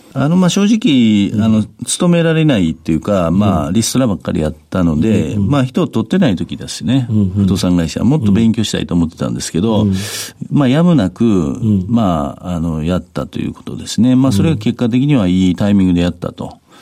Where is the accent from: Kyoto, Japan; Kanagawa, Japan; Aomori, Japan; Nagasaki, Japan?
Kyoto, Japan; 京都府京都市ですね